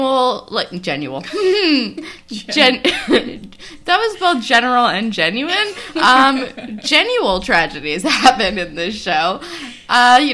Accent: East Coast, United States; I am Jewish and from the East Coast

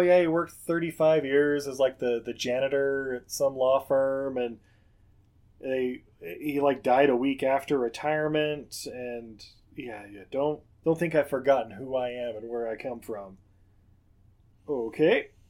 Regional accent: Harlem, New York, United States; Like, I grew up in Harlem.

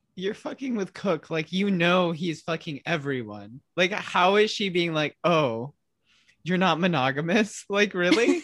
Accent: Midwest, United States; I'm from the Midwest of the s-, States

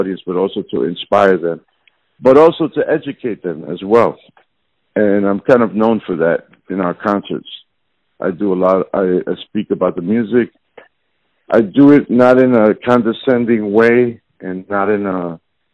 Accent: New York City, New York, United States; I'm Puerto Rican, growing up in New York City in the South Bronx, what they call a New Yorican.

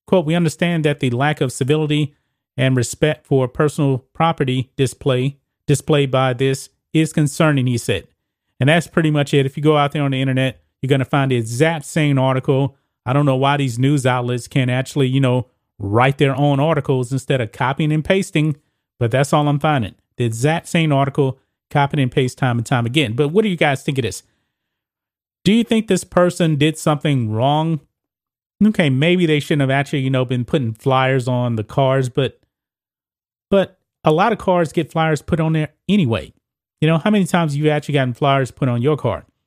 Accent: Texas, United States; my home state

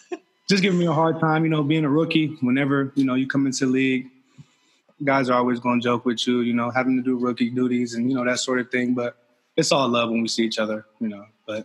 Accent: Apple Valley, Minnesota, United States; also born or lived in Columbus, Ohio; Yeah, growing up in Minnesota, it was great. I met my best friend there and friends that I've still talked to forever. I moved to Minnesota from Columbus, Ohio when I was in fourth grade.

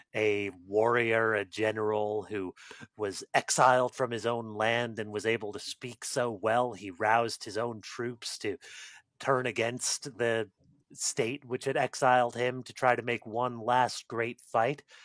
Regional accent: United States; as an American

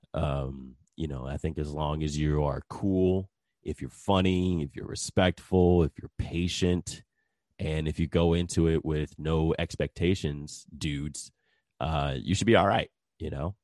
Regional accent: New Jersey, United States; now in Texas, United States; I am originally from New Jersey, and I moved down to Texas in two thousand three.

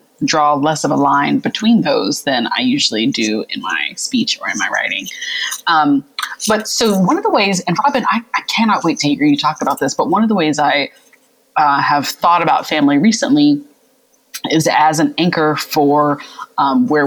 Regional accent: the South, United States; also born or lived in central Pennsylvania; now in Pennsylvania, United States; I'm really proud of being a Southerner

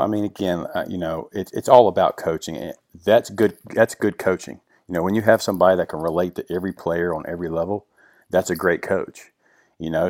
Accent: Virginia, United States; I grew up in Virginia, um, small country town, you know, in the Blue Ridge Mountains

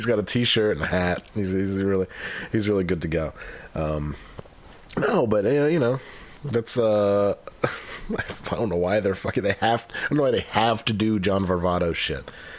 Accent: Utica, New York, United States; I'm from Utica, New York.

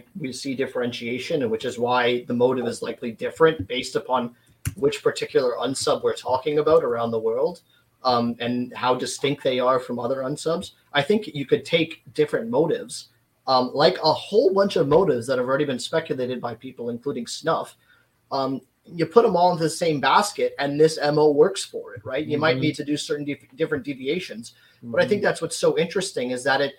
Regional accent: Canada; I'm from Canada

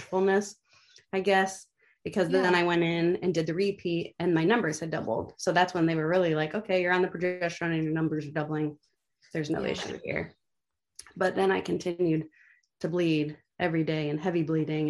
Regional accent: Sandusky, Ohio, United States; I was born in Sandusky

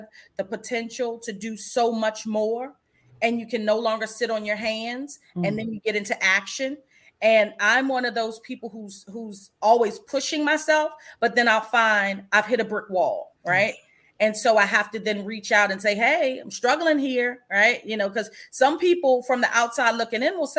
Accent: Washington, District of Columbia, United States; I grew up in Washington, D.C.

